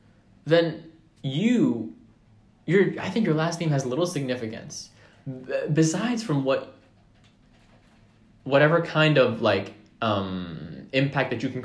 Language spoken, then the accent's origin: English; Howard County, Maryland, United States; I am from Howard County